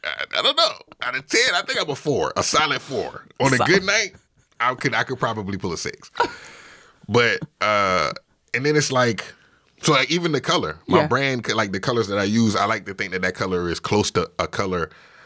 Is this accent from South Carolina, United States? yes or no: yes; Orangeburg, South Carolina, United States; So I grew up in Orangeburg, South Carolina. Orangeburg is awesome.